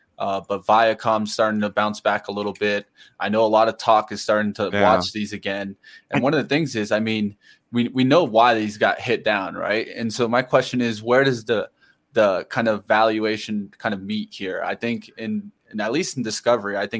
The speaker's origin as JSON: {"language": "English", "region": "Colorado", "country": "United States", "said": "I'm from Colorado"}